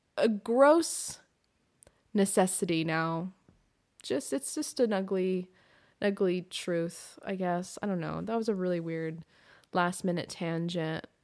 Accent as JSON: {"language": "English", "region": "Pacific Northwest", "country": "United States", "tie": "born or raised there", "said": "I grew up in the Pacific Northwest"}